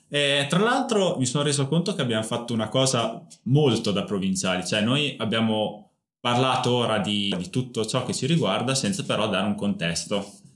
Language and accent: Italian; Bedonia, Emilia-Romagna, Italy; accent: Emilian; il dialetto comunque de, de, degli abitanti del mio paese, cioè Bedonia, provincia appunto di Parma, Valtaro, è molto più simile al ligure, al genovese piuttosto che al parmigiano